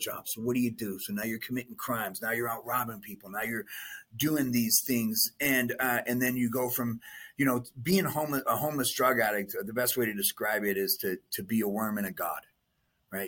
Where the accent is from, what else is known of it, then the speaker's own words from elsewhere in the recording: Las Vegas, Nevada, United States; I was born and raised in Vegas